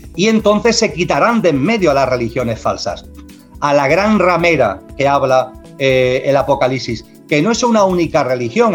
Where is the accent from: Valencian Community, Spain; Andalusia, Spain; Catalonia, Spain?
Andalusia, Spain; soy andaluz